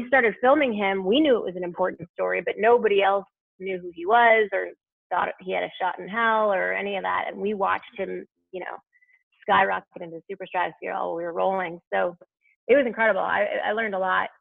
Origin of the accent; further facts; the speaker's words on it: Albuquerque, New Mexico, United States; moved away; also born or lived in Michigan; I grew up in Albuquerque, New Mexico, but my folks went to Michigan